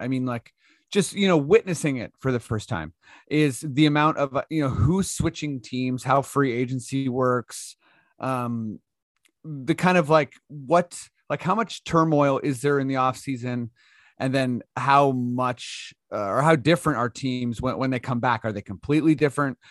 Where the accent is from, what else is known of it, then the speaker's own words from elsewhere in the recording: Canada; we're Canadian